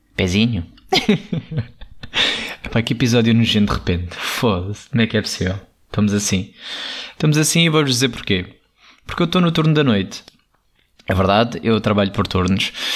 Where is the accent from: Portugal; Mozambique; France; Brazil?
Portugal; Alentejo; eu sou muito alentejano